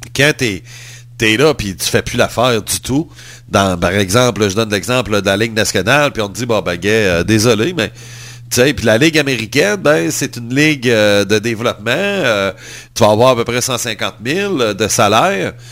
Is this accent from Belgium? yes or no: no; Quebec, Canada; en tant que Québécois